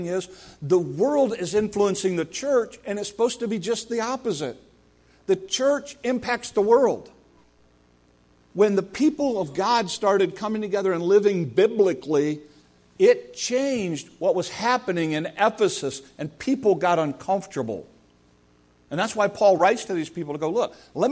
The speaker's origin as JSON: {"language": "English", "country": "United States", "said": "as an American"}